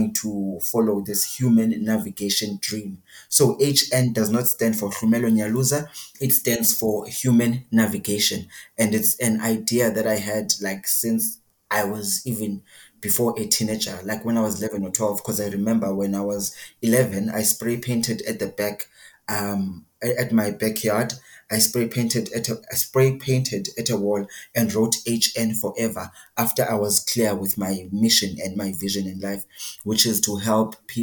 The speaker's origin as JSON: {"language": "English", "region": "Eastern Cape", "country": "South Africa", "tie": "born or raised there", "said": "Originally, I was born in the Eastern Cape, the same province as Nelson Mandela was born. I'm Xhosa as well, like Mr. Nelson"}